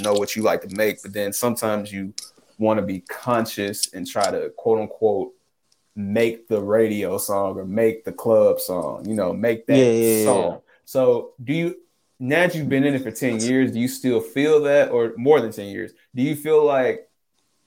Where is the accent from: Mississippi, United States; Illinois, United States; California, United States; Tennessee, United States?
Tennessee, United States; Memphis; we're from Memphis